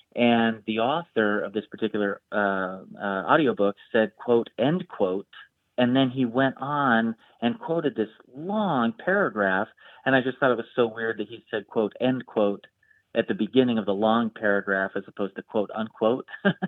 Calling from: Chicago, Illinois, United States; Hey, Grant, this is … I'm calling from Chicago.

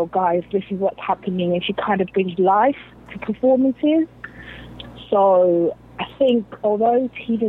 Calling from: London, United Kingdom; I'm calling from London. It's like 1 a.m.

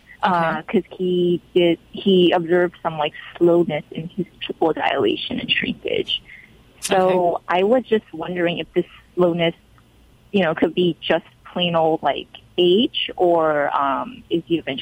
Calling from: Los Angeles, California, United States; I'm calling from Los Angeles.

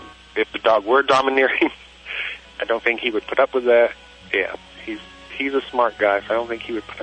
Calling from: Silverdale, Washington, United States; From Silverdale, Washington.

